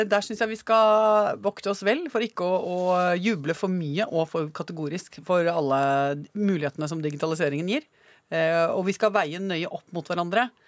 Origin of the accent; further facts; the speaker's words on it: Basel, Basel-Stadt, Switzerland; also born or lived in France; now in Norway; siden jeg ble født, i Basel i Sveits. Og eh, siden jeg også hadde det oppholdet mm, der bodde i Frankrike, da.